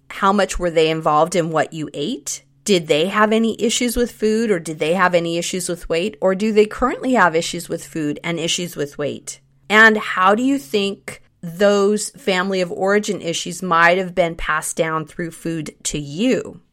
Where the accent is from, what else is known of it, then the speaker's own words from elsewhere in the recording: Northern California, United States; that was right at the time when my parents got divorced and we moved from Southern California to Northern California